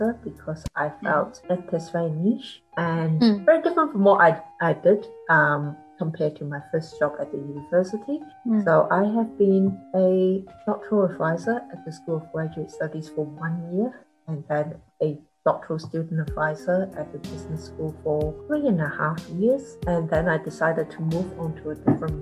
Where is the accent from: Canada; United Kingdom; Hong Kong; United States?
Hong Kong; now in New Zealand; I was born in Hong Kong.